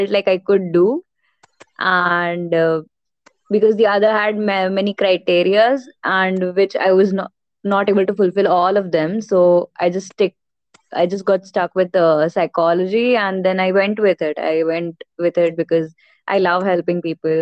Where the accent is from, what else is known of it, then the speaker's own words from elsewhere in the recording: Puducherry, India; now in Ahmedabad, India; I'm basically from Pondicherry, but I'm settled in Ahmedabad, Gujarat